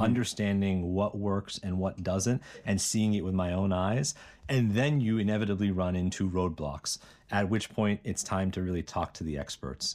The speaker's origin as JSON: {"language": "English", "town": "Bethel Park", "region": "Pennsylvania", "country": "United States", "tie": "born or raised there", "also_born_or_lived": "Cambridge, Massachusetts", "moved": "as an adult", "said": "I grew up in Pittsburgh, Pennsylvania, a town called Bethel Park, and went to high school there"}